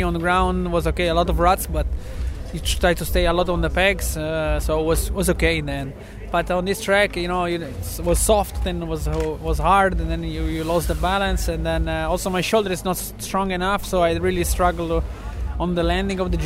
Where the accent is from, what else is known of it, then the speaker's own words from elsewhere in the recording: central Italy, Italy; we are from Central Italy